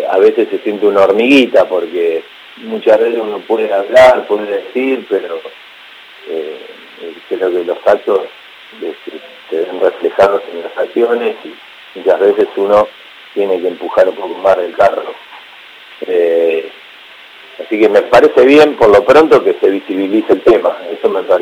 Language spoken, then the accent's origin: Spanish; Ciudadela, Buenos Aires Province, Argentina; No, no, yo me crié, me crié en Ciudadela, que es un barrio este, de zona oeste, donde prácticamente eh, en la calle y en el campo, tenía un campo a la vuelta de mi casa